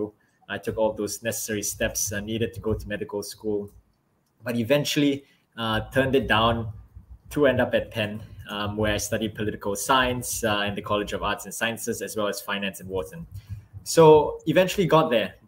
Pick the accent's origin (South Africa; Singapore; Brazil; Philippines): Singapore; also born or lived in Philadelphia; as a kid, I grew up in Singapore